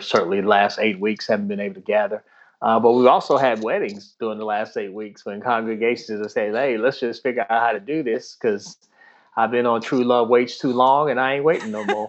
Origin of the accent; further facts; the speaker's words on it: Washington, District of Columbia, United States; also born or lived in Prince George's County, Maryland / Tidewater, Virginia / Lexington, Kentucky; now in Annapolis, United States; I grew up in the Washington D.C. area, first in Southeast Washington D.C., and then in Prince George's County, Maryland, which is just outside of D.C.